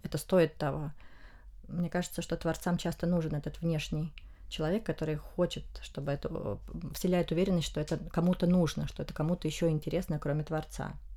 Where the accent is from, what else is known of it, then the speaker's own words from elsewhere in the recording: Russia; в России мы изучаем испанский из Испании